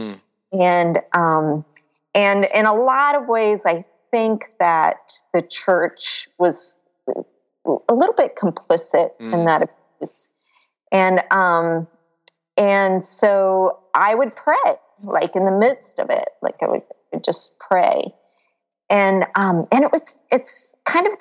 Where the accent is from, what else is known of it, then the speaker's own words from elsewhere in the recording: Florida, United States; I grew up in Florida near the beach